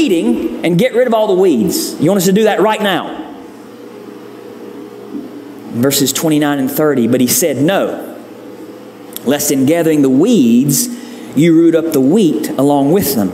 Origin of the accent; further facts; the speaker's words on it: the South, United States; growing up in the South